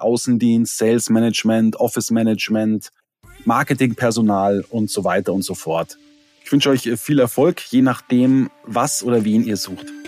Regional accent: Otterfing, Bavaria, Germany; Jetzt sind wir beide in der Nähe der Alpen aufgewachsen. Ja, du in Lengries, ich in Otterfing bei Holzkirchen

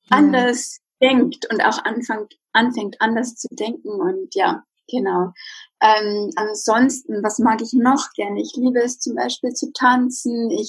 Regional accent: Regensburg, Bavaria, Germany; ich bin aus Regensburg, aus der Nähe von München. 30 Jahre alt

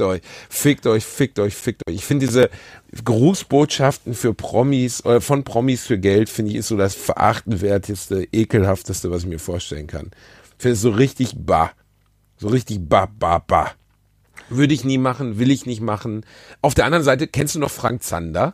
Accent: Ruhr area, North Rhine-Westphalia, Germany; Ich komme aus dem Ruhrgebiet

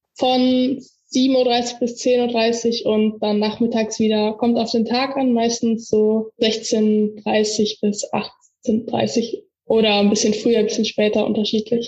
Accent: Erkelenz, North Rhine-Westphalia, Germany; also born or lived in Warendorf; Da äh, komme ich her und da bin ich auch immer noch Mitglied

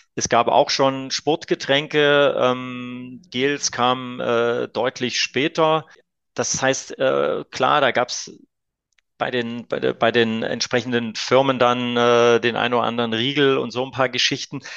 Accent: Leipzig, Saxony, Germany; als kleines Kind auf der Kinder- und Jugendsportschule damals noch in Leipzig äh, gelernt

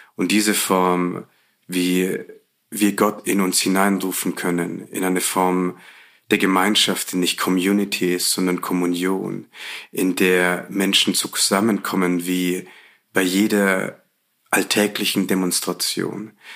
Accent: Bavaria, Germany; Ich bin in Bayern groß geworden

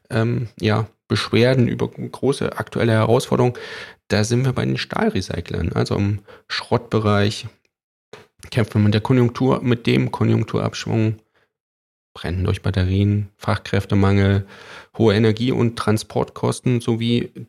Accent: East Germany, Germany; Nee, ich komme aus dem Osten, wir hatten nichts.

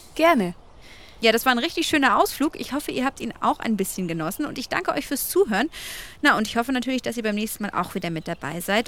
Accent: Bavaria, Germany; bei uns in Bayern

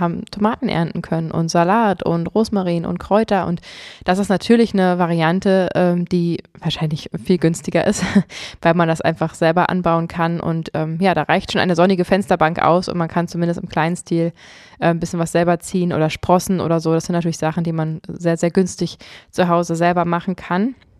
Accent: Potsdam, Brandenburg, Germany; bei uns in Potsdam

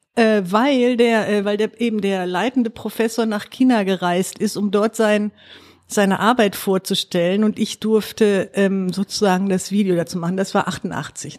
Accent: Duisburg, North Rhine-Westphalia, Germany; ich bin Duisburgerin, bin im Süden allerdings groß geworden

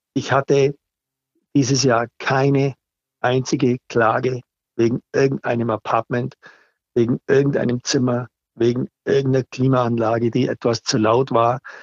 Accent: Allgäu, Bavaria, Germany; Bei uns im Allgäu

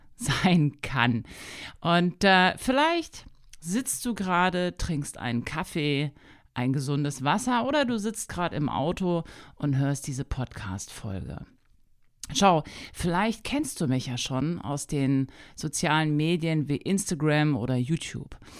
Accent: Hanover, Lower Saxony, Germany; also born or lived in Wolfsburg; Ich komme ursprünglich aus Hannover

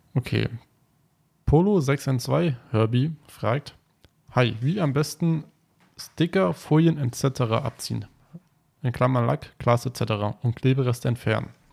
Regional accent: Taunus, Hesse, Germany; born or raised there; also born or lived in Frankfurt

